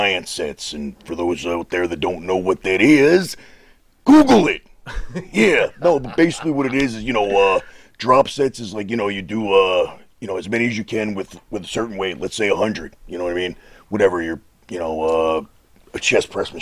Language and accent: English; Westchester County, New York, United States; moved away; Westchester County where I'm originally from